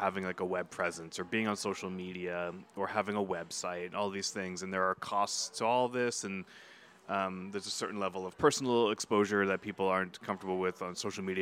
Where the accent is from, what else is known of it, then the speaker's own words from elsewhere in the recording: New Hampshire, United States; moved away; from New Hampshire